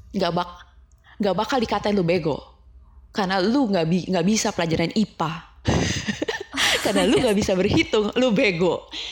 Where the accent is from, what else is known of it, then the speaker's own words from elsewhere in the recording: Jakarta, Indonesia; now in Vancouver, Canada; aku dari Jakarta